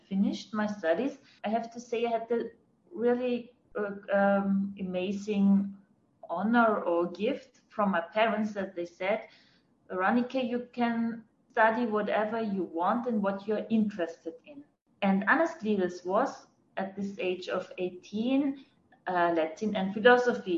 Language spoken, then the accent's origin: English; Fels am Wagram, Lower Austria, Austria; English is a second language; moved away as an adult; also born or lived in Vienna; now in Tel Aviv, Israel; I was born in Austria, in a little village close to Vienna